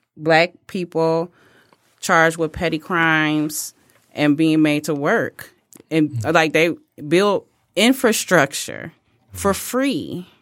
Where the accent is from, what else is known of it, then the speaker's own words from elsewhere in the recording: United States; I am an American, and I'm an American that takes it very seriously.